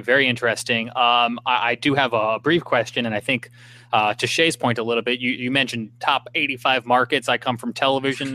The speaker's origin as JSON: {"language": "English", "town": "Smithtown", "region": "New York", "country": "United States", "said": "I'm from Smithtown."}